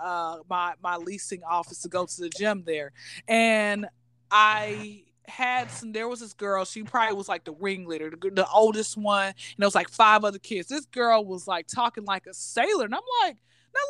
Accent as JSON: {"language": "English", "town": "Atlanta", "region": "Georgia", "country": "United States", "tie": "born or raised there", "said": "born and raised in Atlanta, Georgia, hot Atlanta."}